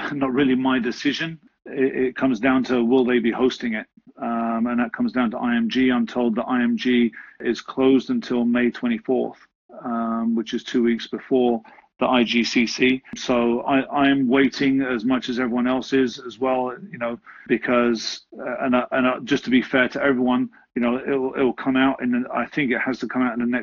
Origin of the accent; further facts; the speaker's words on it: England, United Kingdom; Growing up in England